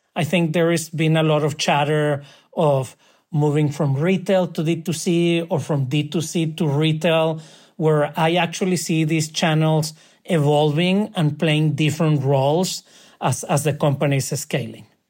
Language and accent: English; Monterrey, Nuevo León, Mexico; moved away as an adult; also born or lived in New York; I am from Monterrey